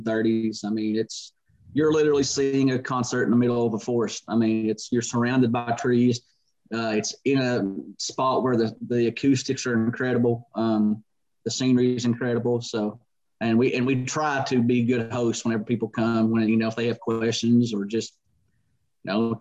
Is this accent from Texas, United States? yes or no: no; southeastern Kentucky, United States; I was born and raised here